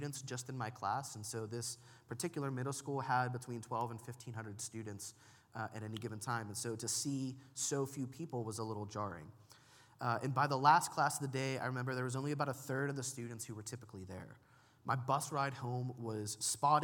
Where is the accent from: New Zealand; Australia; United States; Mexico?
United States